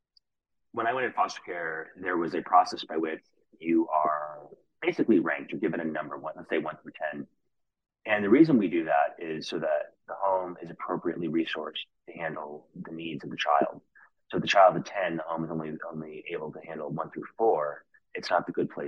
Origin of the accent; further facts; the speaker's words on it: New York City, New York, United States; now in Los Angeles, United States; I grew up in New York City in the late